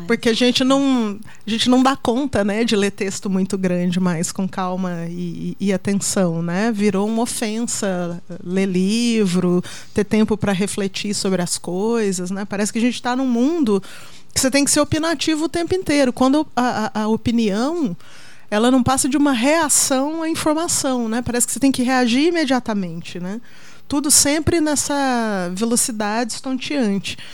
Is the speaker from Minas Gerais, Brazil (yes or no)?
yes; Minas Gerais, Brazil; moved away as an adult; now in São Paulo, Brazil; eu vim de Minas